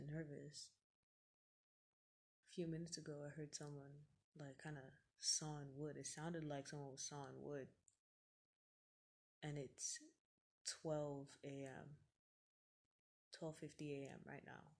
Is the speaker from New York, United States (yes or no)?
no; Atlanta, Georgia, United States; I was born in Atlanta, Georgia